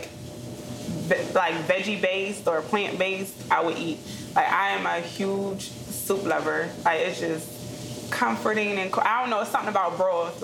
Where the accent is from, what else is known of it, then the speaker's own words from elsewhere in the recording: Eddystone, Pennsylvania, United States; also born or lived in Prospect Park, Pennsylvania / Chester, Pennsylvania; I actually grew up at Eddystone.